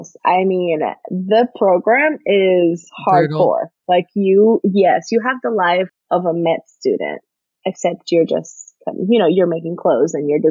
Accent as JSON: {"language": "English", "country": "Puerto Rico", "also_born_or_lived": "New York City", "moved": "as an adult", "said": "I'm from Puerto Rico, so my parents are 3,000 miles away"}